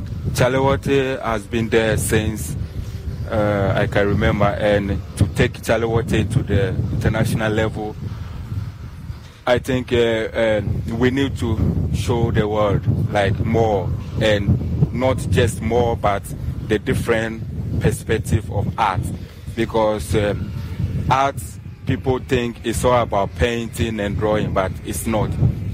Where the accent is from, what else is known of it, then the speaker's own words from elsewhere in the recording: Ghana; now in Germany; because I'm a Ghanaian, but I live in Germany. That's where I have my studio, and I also have a studio here in Ghana.